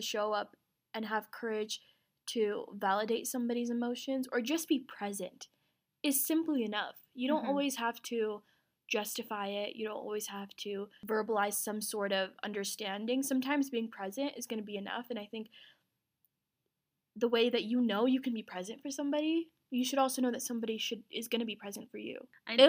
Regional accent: Azad Kashmir, Pakistan; Cause I'm from Azad Kashmir, which is a self-governed part of Pakistan. That's like definitely far out from Pakistan, but it's Pakistan.

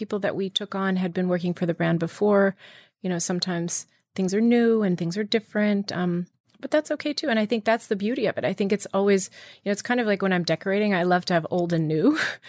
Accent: Virginia, United States; I grew up in Virginia, so I learned to be very independent at a young age.

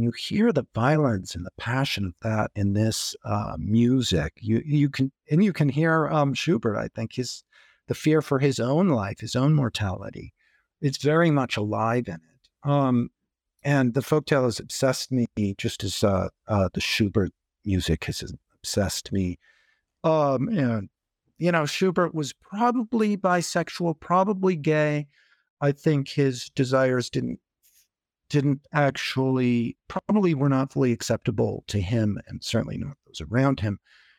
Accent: Intermountain West, United States; And I grew up in the Intermountain West too, which is a big place. You can't get away from it easily.

